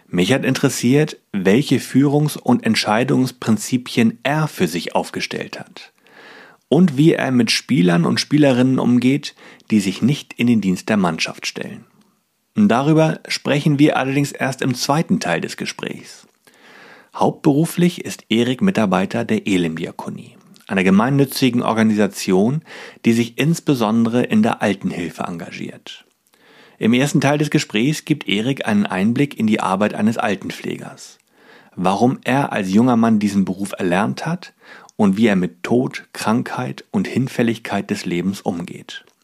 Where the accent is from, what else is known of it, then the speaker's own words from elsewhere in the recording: Stralsund, Mecklenburg-Vorpommern, Germany; born there; Nee, ähm, ich komme gebürtig eigentlich aus Stralsund.